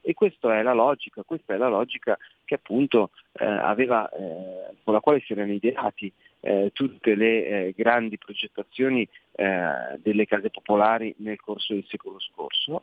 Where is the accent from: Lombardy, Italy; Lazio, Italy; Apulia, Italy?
Lombardy, Italy; Milan; siamo milanesi